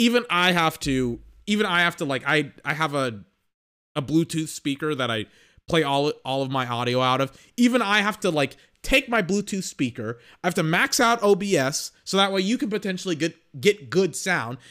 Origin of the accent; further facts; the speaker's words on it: Texas, United States; I'm from Texas